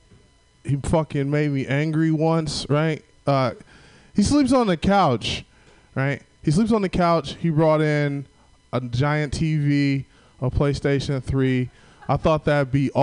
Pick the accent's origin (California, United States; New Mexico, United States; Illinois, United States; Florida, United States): Illinois, United States; Southern; now in San Francisco, United States; I'm from Southern Illinois